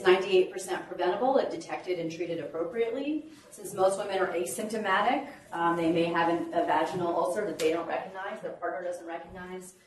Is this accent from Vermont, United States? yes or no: yes; Bennington, Vermont, United States; now in Birmingham, United States; my hometown of Bennington